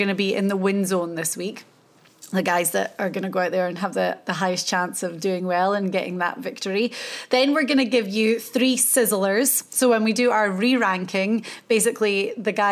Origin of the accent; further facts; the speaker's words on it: Scotland, United Kingdom; I'm Scottish. So I was very happy for our small little country.